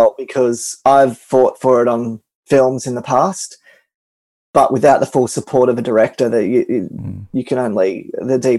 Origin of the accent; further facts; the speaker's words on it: Melbourne, Victoria, Australia; my hometown of Melbourne